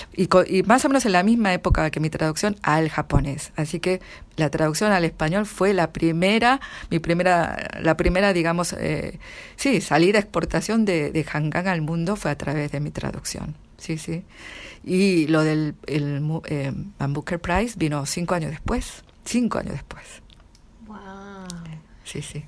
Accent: Argentina; accent: Argentine; moved away as an adult; now in Seoul, South Korea; hablo con acento argentino 100%

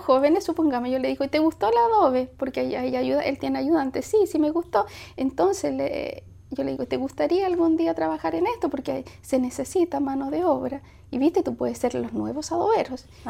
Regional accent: Punta Arenas, Magallanes and Chilean Antarctica, Chile; moved away; also born or lived in Valparaíso / Mexico; yo soy de, me crié en Magallanes, no nací, sí, no nací en Punta Arena, nací en Valparaíso, pero desde muy niña me fui a, Punta Arena

